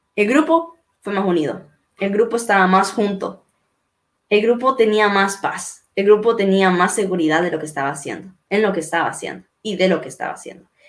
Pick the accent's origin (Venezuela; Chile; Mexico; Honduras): Honduras; mi Honduras está saliendo adelante